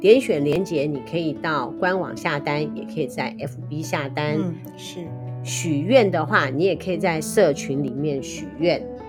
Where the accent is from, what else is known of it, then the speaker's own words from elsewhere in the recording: Taiwan; 我们台湾人